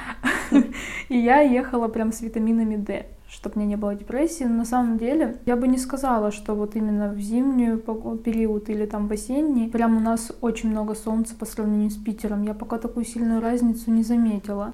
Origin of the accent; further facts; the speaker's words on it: Rostov-on-Don, Rostov Oblast, Russia; moved away as an adult; now in Saint Petersburg, Russia; Я, получается, из Ростова